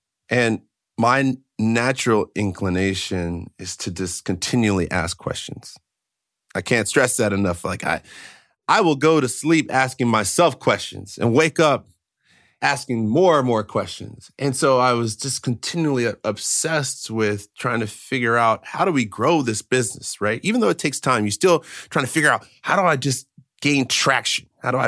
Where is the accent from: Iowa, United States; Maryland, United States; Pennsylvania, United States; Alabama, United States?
Maryland, United States; because I grew up in Maryland, and so we were in Montgomery County, okay?